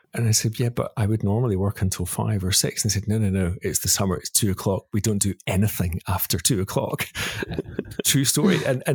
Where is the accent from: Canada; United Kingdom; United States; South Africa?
United Kingdom; Glasgow, Scotland; moved away as an adult; also born or lived in Spain; now in Sydney, Australia; I grew up in Glasgow in Scotland. I'm from work in Glasgow, and that's still what I most identify with.